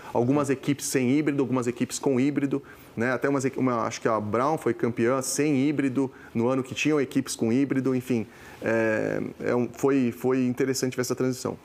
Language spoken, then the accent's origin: Portuguese; Brazil; nasci no Brasil, cresci no Brasil, minha família, origem italiana, migrou para cá pós-segunda guerra